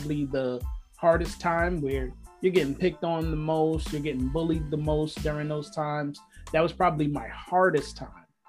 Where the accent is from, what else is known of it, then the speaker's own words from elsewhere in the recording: New York, United States; I'm born and raised in New York